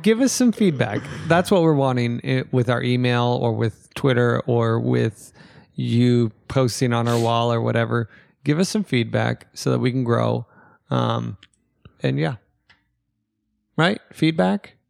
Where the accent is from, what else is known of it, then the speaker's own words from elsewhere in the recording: United States; I'm American.